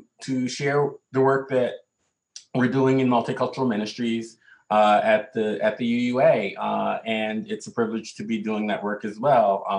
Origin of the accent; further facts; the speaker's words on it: the South, United States; now in New York City, United States; growing up in the South